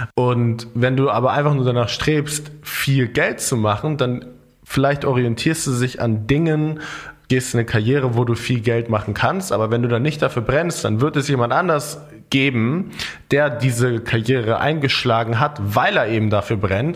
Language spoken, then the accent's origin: German; Germany; bei uns in Deutschland